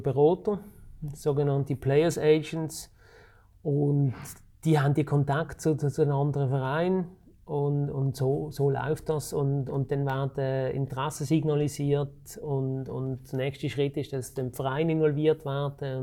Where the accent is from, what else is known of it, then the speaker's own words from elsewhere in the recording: Switzerland; ich bin in der Region Basel aufgewachsen